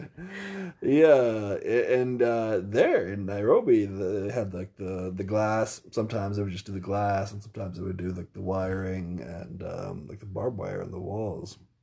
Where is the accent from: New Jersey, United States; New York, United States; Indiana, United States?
Indiana, United States; I'm from Indiana.